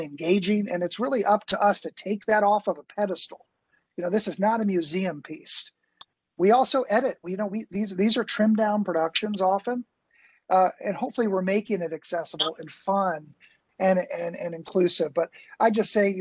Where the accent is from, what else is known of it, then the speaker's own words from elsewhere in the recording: Bowling Green, Kentucky, United States; also born or lived in Chicago; now in Louisville, United States; I grew up in Bowling Green and I was in Chicago as an actor